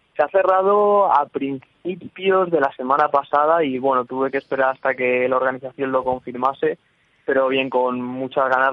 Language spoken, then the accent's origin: Spanish; Plasencia, Extremadura, Spain; now in Madrid, Spain; yo soy extremeño, pero yo soy de Plasencia